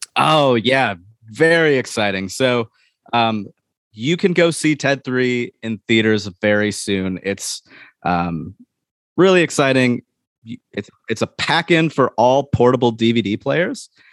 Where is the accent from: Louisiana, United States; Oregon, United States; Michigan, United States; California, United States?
Oregon, United States; Portland; from Portland, Oregon